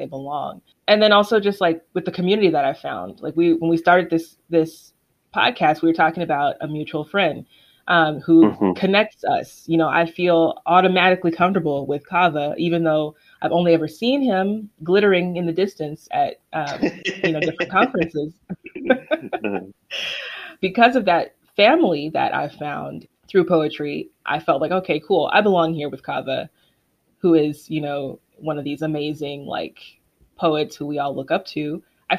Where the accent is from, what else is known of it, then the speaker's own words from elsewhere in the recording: United States; growing up in America or the quote-unquote Western world